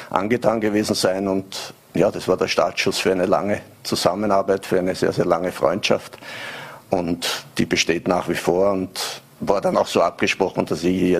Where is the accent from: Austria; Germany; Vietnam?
Austria; Vienna; Ich war jetzt vier Jahre in der Schweiz, habe in Basel gelebt. Also jetzt war ein bisschen an meine Heimat Wien angenähert